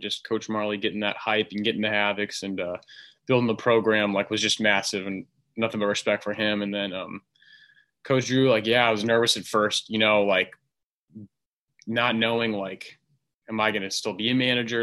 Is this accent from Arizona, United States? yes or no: yes; Arizona, United States; born and raised in Arizona.